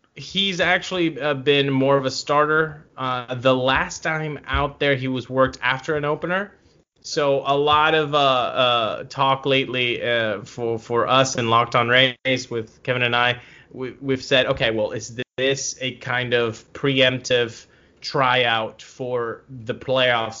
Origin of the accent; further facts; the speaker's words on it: Venezuela; I'm from Venezuela